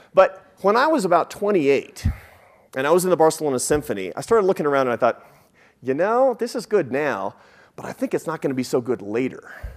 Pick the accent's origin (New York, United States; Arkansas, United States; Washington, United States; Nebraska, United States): Washington, United States; Seattle; moved away; I grew up in Seattle